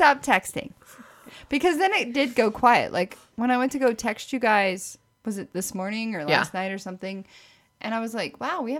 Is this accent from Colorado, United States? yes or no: no; near Springfield, Missouri, United States; I grew up near Springfield.